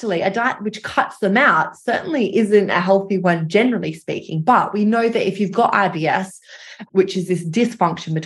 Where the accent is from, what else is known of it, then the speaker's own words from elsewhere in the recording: Australia; moved away as an adult; now in London, United Kingdom; I am Australian, although I live in London. So I moved over after my PhD to continue my research.